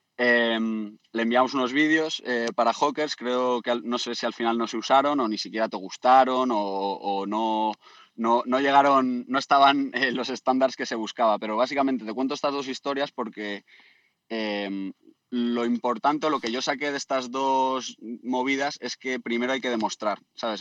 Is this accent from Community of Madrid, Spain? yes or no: yes; Community of Madrid, Spain; moved away as an adult; also born or lived in Australia / Byron Bay; otro socio de mi pueblo de Madrid